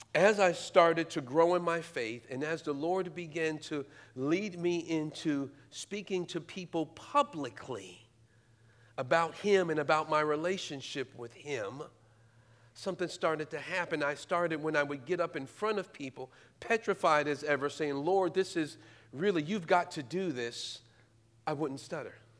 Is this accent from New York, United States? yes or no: yes; New York City, New York, United States; moved away as an adult; now in Indianapolis, United States; I'm originally from New York. I'm a native New Yorker, born and raised in Brooklyn